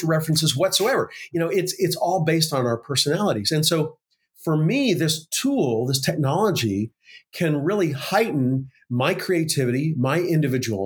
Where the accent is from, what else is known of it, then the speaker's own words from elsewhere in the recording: Oklahoma, United States; this career tech school where I grew up in Oklahoma